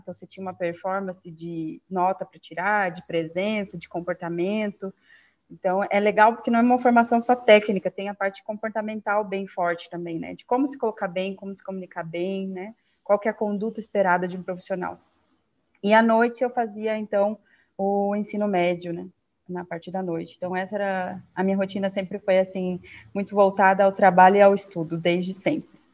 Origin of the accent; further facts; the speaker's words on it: Curitiba, Paraná, Brazil; also born or lived in Rio Branco, Acre; eu moro em Curitiba já tem, ai, próximo, vai fazer quase 30 anos já, mas eu sou do Acre, de Rio Branco, da capital cresci aqui